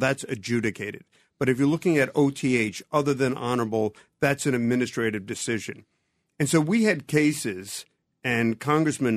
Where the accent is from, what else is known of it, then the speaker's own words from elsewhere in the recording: New Jersey, United States; I'm from Jersey